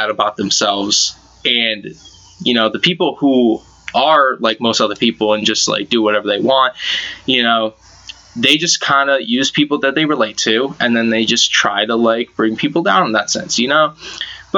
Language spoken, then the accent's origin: English; Massachusetts, United States; I'm from Mass